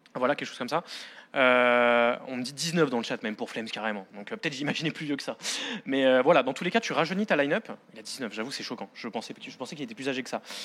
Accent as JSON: {"language": "French", "country": "France", "said": "nous, en tant que Français"}